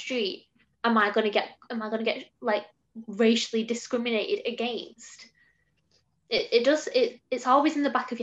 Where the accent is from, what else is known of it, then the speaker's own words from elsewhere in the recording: England, United Kingdom; growing up in England